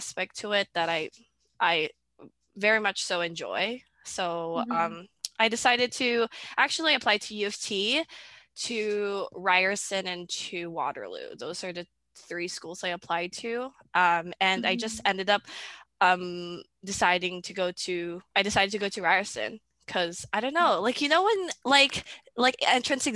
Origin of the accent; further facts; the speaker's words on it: Philippines; now in Canada; I grew up in the Philippines.